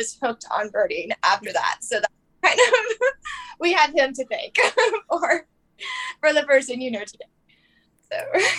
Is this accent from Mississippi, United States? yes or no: no; Texas, United States; So I'm a bit of a vagabond. I'm originally from Texas